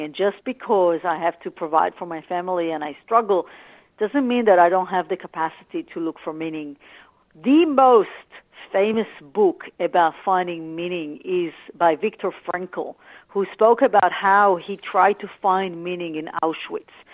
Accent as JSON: {"language": "English", "town": "Tel Aviv", "region": "Tel Aviv District", "country": "Israel", "tie": "born or raised there", "moved": "as an adult", "lives_now": "Australia", "said": "I grew up in Tel Aviv"}